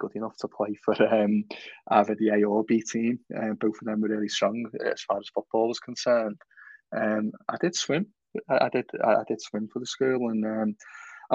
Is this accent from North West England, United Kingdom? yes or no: yes; Halewood, North West England, United Kingdom; I grew up in Halewood